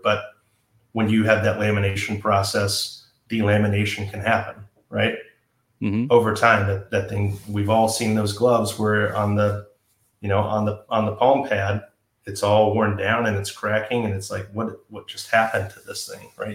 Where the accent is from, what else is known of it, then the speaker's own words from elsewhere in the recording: Georgia, United States; now in San Marcos, United States; I would refer to where I grew up as Georgia, and my hometown now is San Marcos